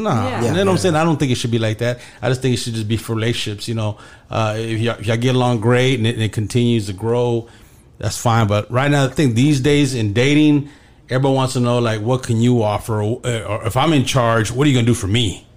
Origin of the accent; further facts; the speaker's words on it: Dallas, Texas, United States; also born or lived in Deep Ellum, Dallas; we're from Pleasant Grove to Deep Elm, so I'm in downtown now